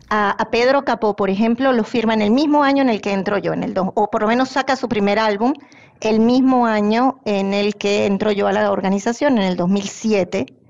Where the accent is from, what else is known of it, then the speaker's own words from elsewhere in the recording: Venezuela; moved away; Yo soy originalmente de Venezuela